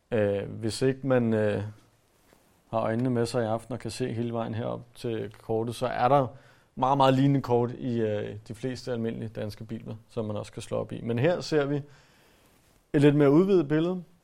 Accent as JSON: {"language": "Danish", "country": "Denmark"}